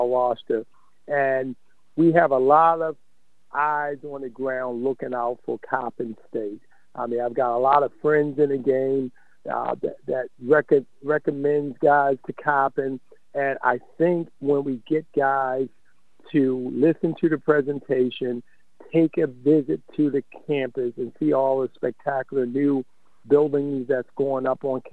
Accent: Baltimore, Maryland, United States; I grew up in West Baltimore

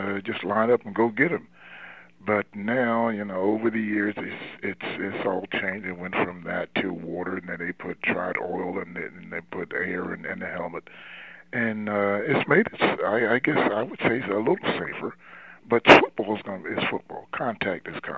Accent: Trenton, New Jersey, United States; moved away as an adult; also born or lived in North Carolina; I'm from New Jersey, and the Giants in Philadelphia, between the Giants and Philadelphia, where I live in Trenton, New Jersey

